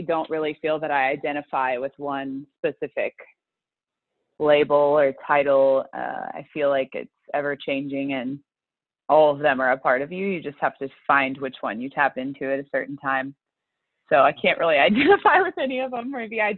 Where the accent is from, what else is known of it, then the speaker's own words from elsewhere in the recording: the South, United States; I grew up in the South.